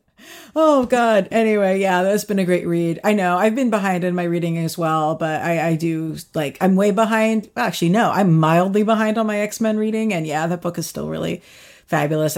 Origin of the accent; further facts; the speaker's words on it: United States; now in New York City, United States; I'm from right outside D C, and I sort of grew up going to the city all the time